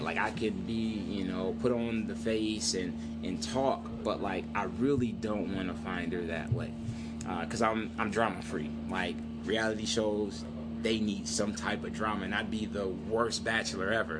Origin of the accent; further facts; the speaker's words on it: Saginaw, Michigan, United States; moved away as an adult; now in Las Vegas, United States; I'm originally from Saginaw, Michigan. I've been in Las Vegas for uh, nine years now